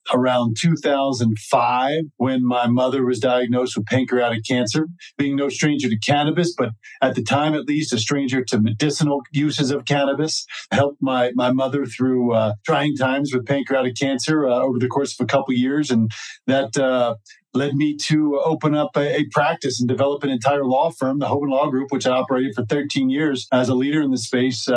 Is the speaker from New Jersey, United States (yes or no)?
yes; New Jersey, United States; moved away as an adult; now in Colorado, United States; being from New Jersey, growing up in New Jersey is a great, great thing.